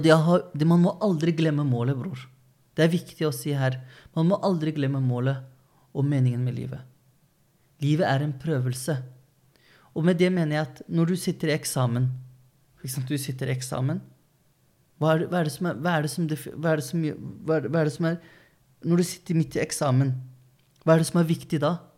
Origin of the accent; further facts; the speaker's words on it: Løten, Innlandet, Norway; moved away; also born or lived in Oslo; Jeg vokste opp på Løten. Alle kjente hverandre. Ja, det var før vi flyttet til Oslo da, 2009